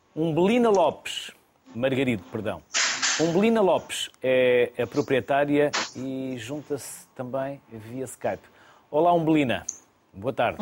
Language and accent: Portuguese; the North, Norte, Portugal; eu sou do Norte